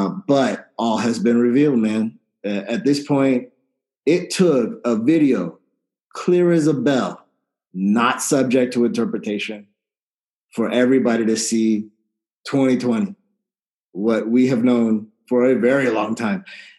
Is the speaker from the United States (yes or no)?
yes; San Antonio, Texas, United States; I grew up in San Antonio, Texas